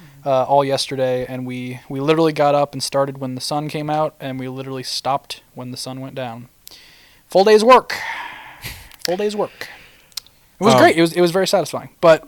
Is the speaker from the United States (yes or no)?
no; Papua New Guinea; So me and Jake are missionary kids. We grew up in New Guinea. We spent 3 years there.